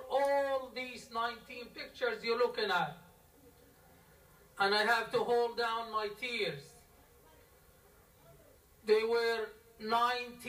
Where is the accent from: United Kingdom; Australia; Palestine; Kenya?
Palestine; Gaza, Gaza Strip; now in United States; I'm an American and a Palestinian from Gaza.